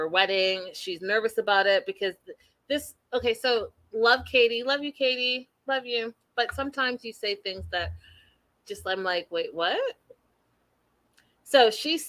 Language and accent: English; Canada; I'm the Canadian